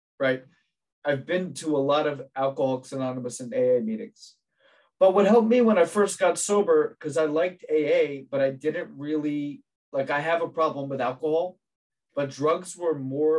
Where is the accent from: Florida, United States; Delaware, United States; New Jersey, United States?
New Jersey, United States; I grew up in New Jersey